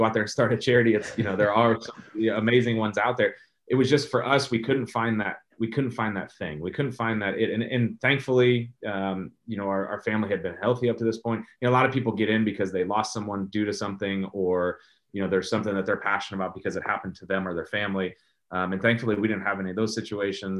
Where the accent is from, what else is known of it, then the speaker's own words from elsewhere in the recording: St. Louis, Missouri, United States; I was born in St. Louis, raised in St. Louis, won a World Series here